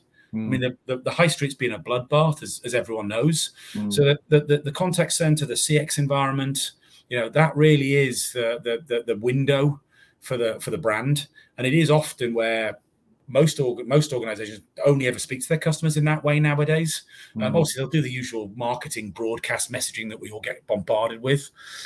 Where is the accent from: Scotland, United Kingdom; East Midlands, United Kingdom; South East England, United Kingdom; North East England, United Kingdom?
North East England, United Kingdom; accent: Northeast; growing up in the Northeast as a kid, I used to have a very fast, impenetrable accent. I've now just got a very fast accent.